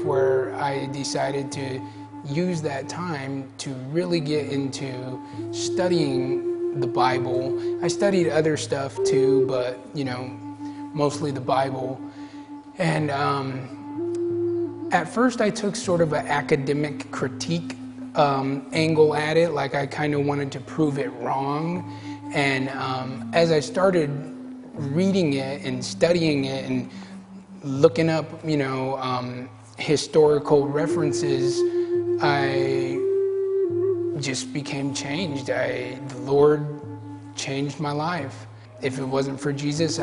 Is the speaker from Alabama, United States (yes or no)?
no; Gila River Pima tribe, Arizona, United States; I'm from the Gila River Pima tribe, which is down in Arizona